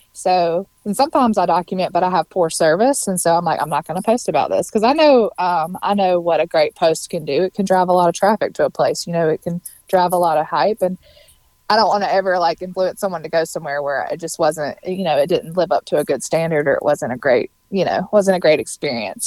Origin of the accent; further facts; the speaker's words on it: Mississippi, United States; moved away as an adult; now in Nashville, United States; I'm from Mississippi